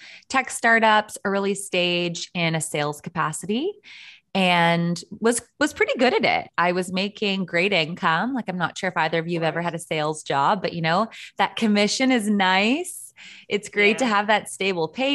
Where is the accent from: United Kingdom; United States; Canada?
Canada; as a Canadian